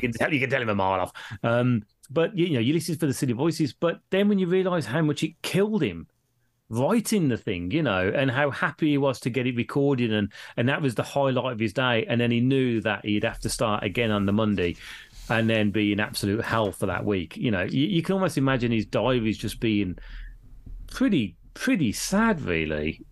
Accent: Birmingham, West Midlands, United Kingdom; coming from Birmingham, we know no different because we've always been brought up with Indian people

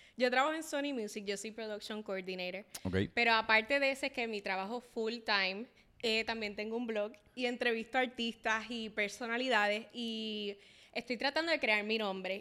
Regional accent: Puerto Rico; soy latina, este, amo ser latina, puertorriqueña

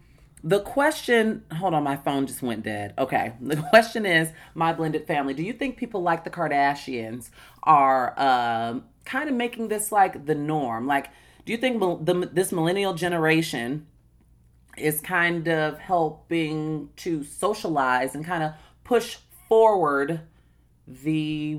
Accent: United States; well, I'm going to say Black American. I don't identify. Listen, I'm not I'm not Raven Simone, but I am Black American.

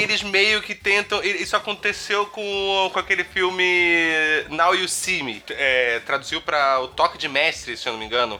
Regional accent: Brazil; nós como brasileiros

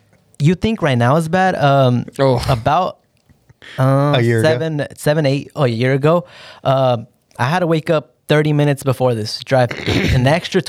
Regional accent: Santa Maria, California, United States; also born or lived in Riverside, California; Was born in Riverside, grew up in Santa Maria.

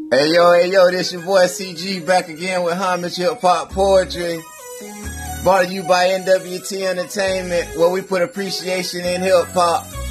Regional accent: Grupton, Florida, United States; I'm from Grupton, Florida

